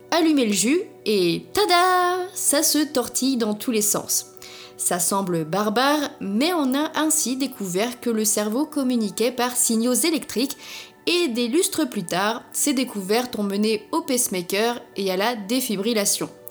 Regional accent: Germany; accent: German; French is a second language; Oh et désolé pour mon accent allemand.

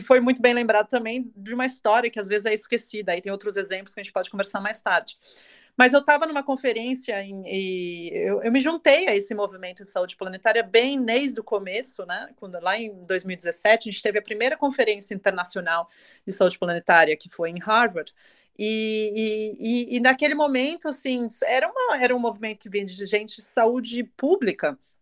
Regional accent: Brazil; now in Germany; eu, sendo brasileira, apesar de estou morando na Alemanha no momento

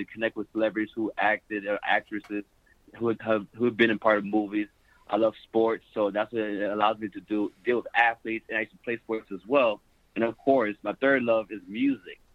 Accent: Miami, Florida, United States; I'm from Miami, Florida

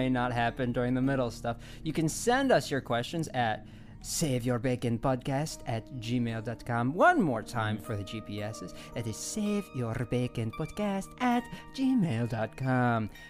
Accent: Italy; English is a second language; I'm from Italy. We got more hair, you know.

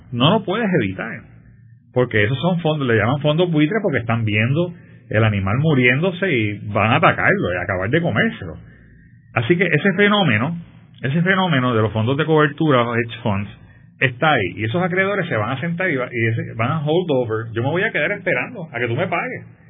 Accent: Puerto Rico; somos un territorio de los Estados Unidos

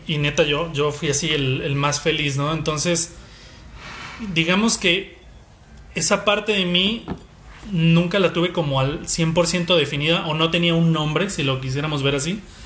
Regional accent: Guadalajara, Jalisco, Mexico; Soy comunicólogo, soy tapatío

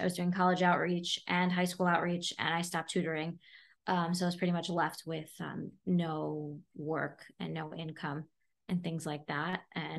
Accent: Flatbush, New York, United States; accent: New York; So I'm from Flatbush. My accent from New York, really, once I go to New York, it comes back and then I like have to adjust for a few weeks.

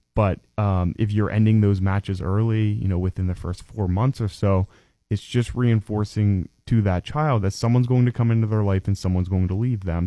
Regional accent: DuBois, Pennsylvania, United States; was born and raised in Du Bois

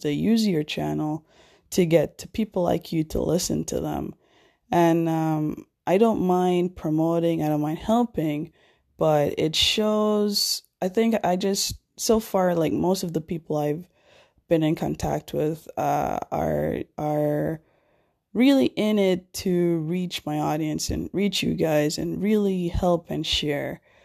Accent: Jamaica; my hometown, Jamaica

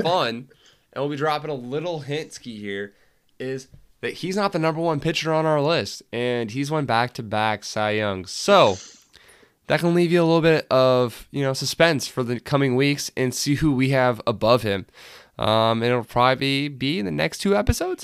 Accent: England, United Kingdom; I'm English

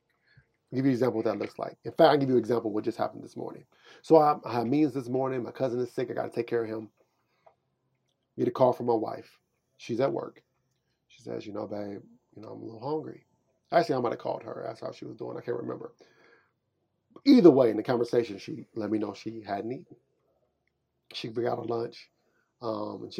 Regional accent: Kansas City, Missouri, United States; I'm from Kansas City, Missouri.

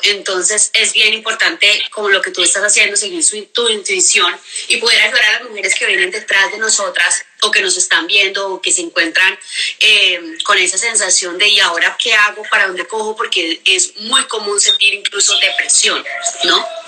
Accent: Cali, Valle del Cauca, Colombia; moved away as an adult; yo soy súper caleña, soy colombiana, caleña

